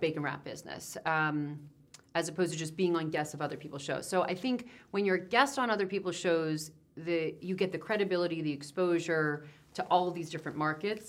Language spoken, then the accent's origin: English; New Jersey, United States; I'm from Jersey